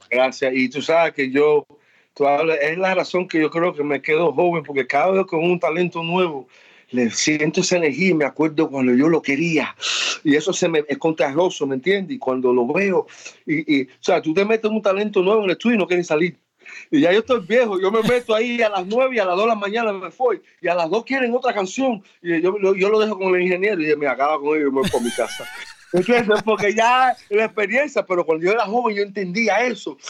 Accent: New York, United States; also born or lived in Miami; yo me crié en Nueva York y Miami es mi segunda casa.

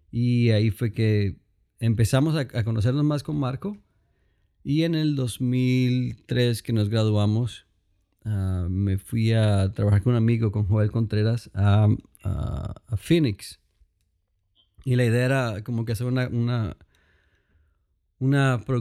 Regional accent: Cali, Valle del Cauca, Colombia; soy colombiano, ah, soy de Cali, Colombia, y ah, crecí en la iglesia.

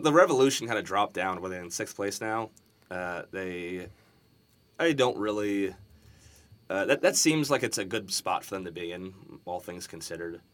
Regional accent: Philadelphia, Pennsylvania, United States; I'm from Philadelphia

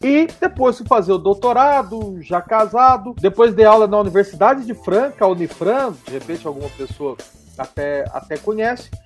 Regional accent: Itaú de Minas, Minas Gerais, Brazil; moved away as an adult; now in Guanhães, Brazil; Eu sou do sul de Minas, né? Eu nasci em Itaú de Minas, que fica próximo à cidade de Passos

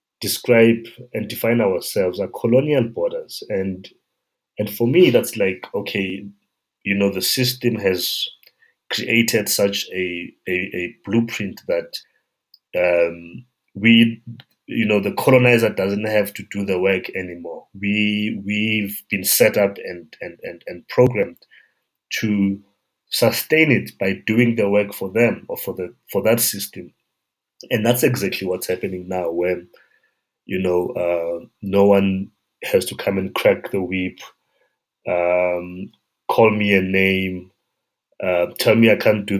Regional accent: South Africa; a South African person and a child that grew up in this environment

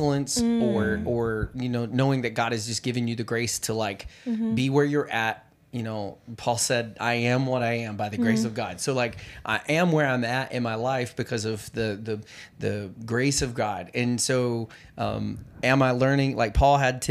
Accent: the South, United States; I grew up in the South, and we said britches

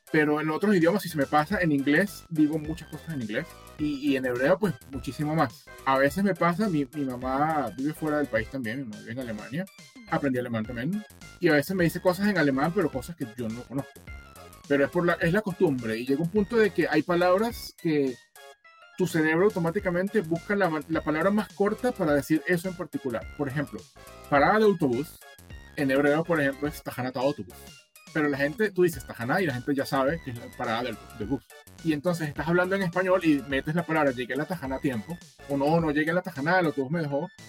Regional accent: Barquisimeto, Lara, Venezuela; also born or lived in Caracas; soy de Barquisimeto, pero viví 10 años en, Caracas y viví por fuera y te va cambiando

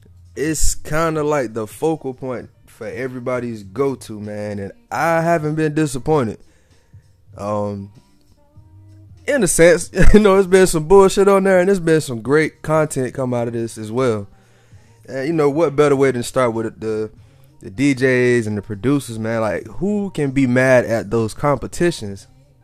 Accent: the South, United States; I'm from the South

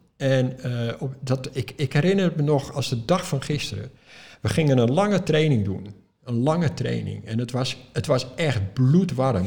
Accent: Netherlands; Ik als Europeaan, als Nederlander

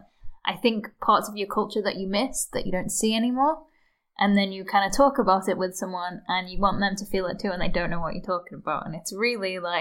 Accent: Liverpool, North West England, United Kingdom; also born or lived in New Zealand / New York / Glasgow / Dundee; now in Luxembourg; I'm originally from Liverpool

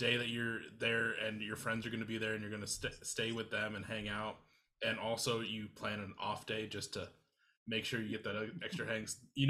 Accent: Iowa, United States; now in Minneapolis, United States; I'm originally from Iowa and I live in Minneapolis now.

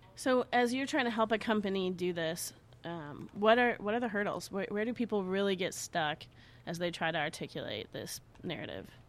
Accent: Chicago, Illinois, United States; growing up in Chicago

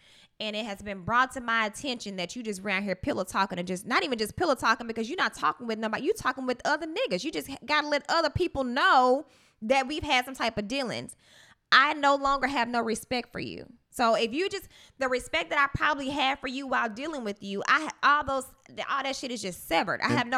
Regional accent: Pine Bluff, Arkansas, United States; People have this synopsis of, you know, I'm from Pine Bluff and sometimes I act like a little dude.

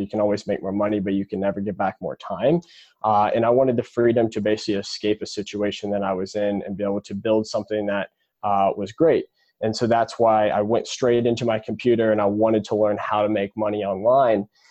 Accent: Indianapolis, Indiana, United States; I was born and raised in Indianapolis, Indiana

